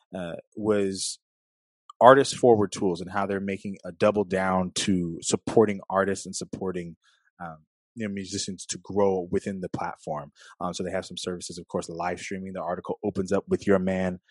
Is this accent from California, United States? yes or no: yes; Los Angeles, California, United States; I'm from California, from LA area